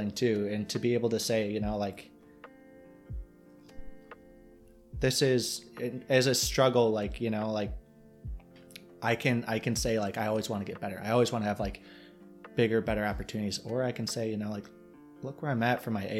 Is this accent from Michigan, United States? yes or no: yes; Michigan, United States